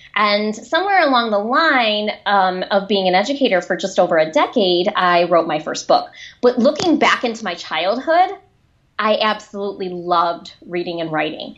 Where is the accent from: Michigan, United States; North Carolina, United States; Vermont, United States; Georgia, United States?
Michigan, United States; a town outside of Detroit; accent: Michigan; I grew up in a, a town outside of Detroit